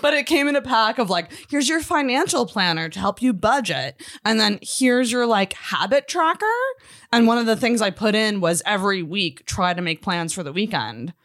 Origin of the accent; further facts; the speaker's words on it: Scotland, United Kingdom; I'm Scottish